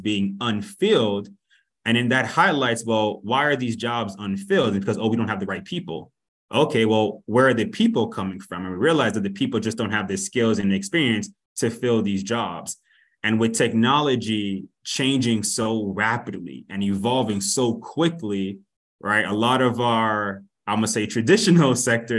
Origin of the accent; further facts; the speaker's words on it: Miami, Florida, United States; also born or lived in Boston, Massachusetts; now in Austin, United States; I am originally from Miami, Florida, but came down from Boston to Austin by way of Oracle